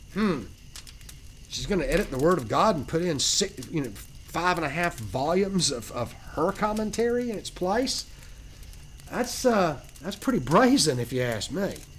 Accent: Georgia, United States; I'm from Georgia, so I'm a Georgian

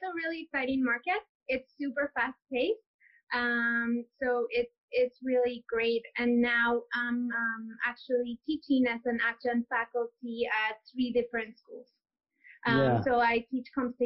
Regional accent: Lima, Peru; moved away as an adult; also born or lived in Toronto, Canada / London, United Kingdom; now in New York City, United States; I was born and raised in Lima.

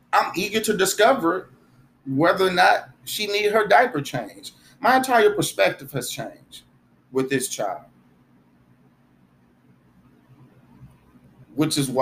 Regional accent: United States; I grew up in America like everybody else.

